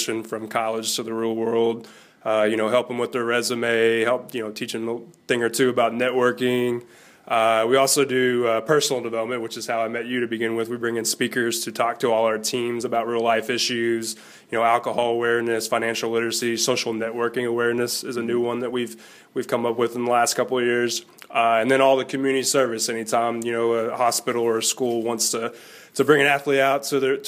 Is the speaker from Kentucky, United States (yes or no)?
yes; Kentucky, United States; we're from Kentucky, and my parents, you know, my dad raised me on Kentucky basketball